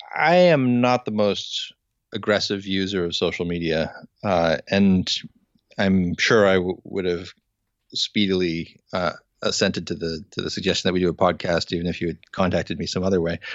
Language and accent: English; United States; as an American